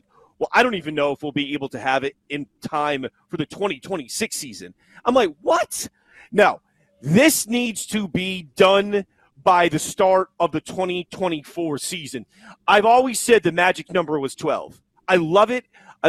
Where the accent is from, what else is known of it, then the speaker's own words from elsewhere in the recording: Northeast, United States; now I grew up in the Northeast, but I'm a college football crackhead.